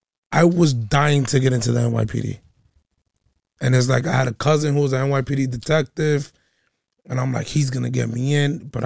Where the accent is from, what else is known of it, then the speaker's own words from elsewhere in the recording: New York City, New York, United States; moved away as an adult; now in Baltimore, United States; I'm a New Yorker.